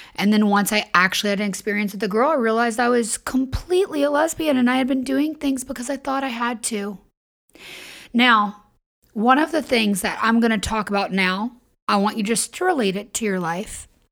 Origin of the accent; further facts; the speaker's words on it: the South, United States; I was raised in the South and in religion